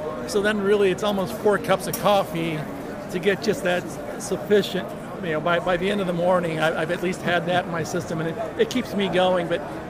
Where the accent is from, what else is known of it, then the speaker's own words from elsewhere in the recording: Chicago, Illinois, United States; now in Atlanta, United States; Now, I grew up in Chicago, so in the wintertime, you needed the coffee for the warmth as much as for the caffeine.